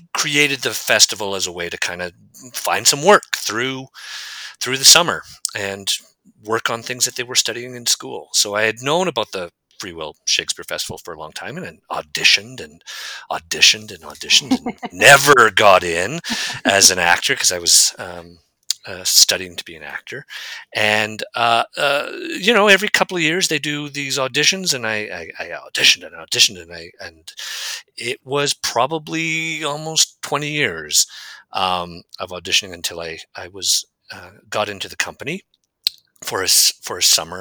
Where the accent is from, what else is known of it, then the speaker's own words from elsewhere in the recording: Calgary, Alberta, Canada; now in Edmonton, Canada; I grew up in Calgary and went to Mount Royal